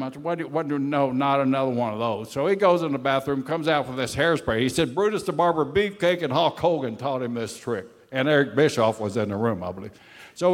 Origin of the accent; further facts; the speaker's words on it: Florida, United States; I'm a Florida boy, and I come up from Florida